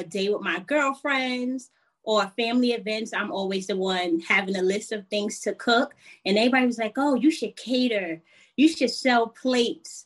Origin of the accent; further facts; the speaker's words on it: New York City, New York, United States; I am originally from New York City, Southside Jamaica, Queens. My family is Jamaican though